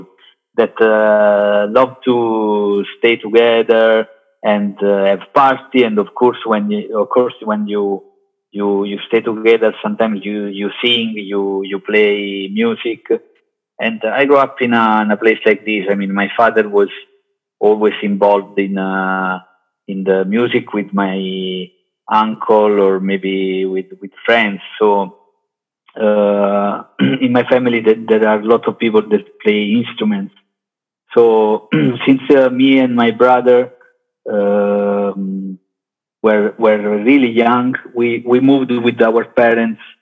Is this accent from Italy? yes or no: yes; Caserta, Campania, Italy; English is a second language; moved away as an adult; also born or lived in Naples / London; now in Milan, Italy; I was born in Naples, but I grew up in Caserta area. Until I was 23 years old